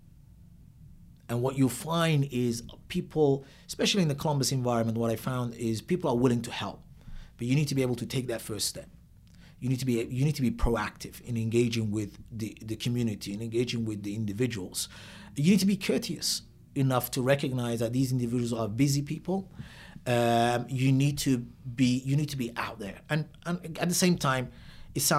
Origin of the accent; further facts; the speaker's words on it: Mogadishu, Banaadir, Somalia; moved away; also born or lived in Italy / Netherlands / London, United Kingdom; Born and raised in Degmada Hodan.